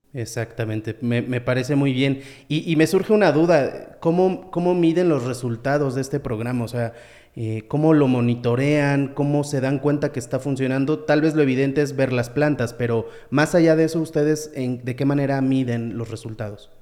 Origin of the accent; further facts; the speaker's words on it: Mexico; como mexicanos